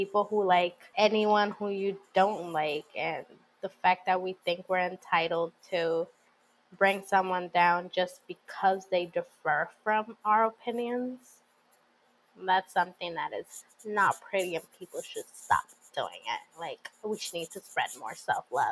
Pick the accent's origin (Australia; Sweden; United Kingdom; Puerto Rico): Puerto Rico; Plus, I'm from Puerto Rico